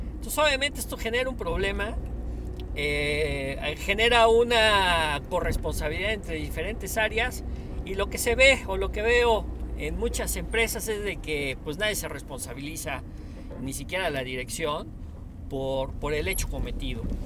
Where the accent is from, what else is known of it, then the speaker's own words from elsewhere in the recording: Puebla, Mexico; como latinos, como mexicanos, como poblanos